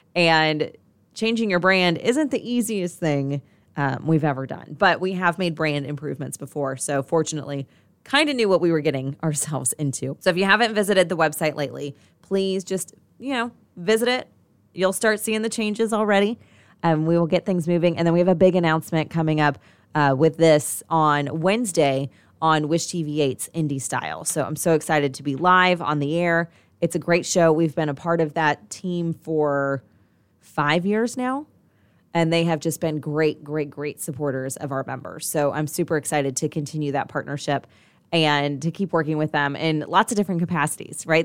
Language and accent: English; Indianapolis, Indiana, United States; I was born and raised in Irvington on the east side of Indianapolis